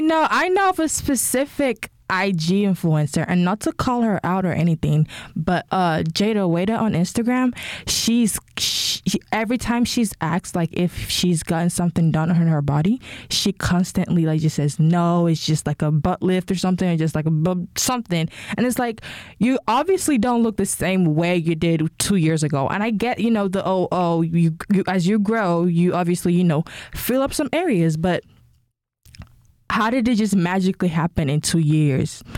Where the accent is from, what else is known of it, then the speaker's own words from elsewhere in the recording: Nigeria; now in United States; I'm Nigerian. Uh, when I lived in Nigeria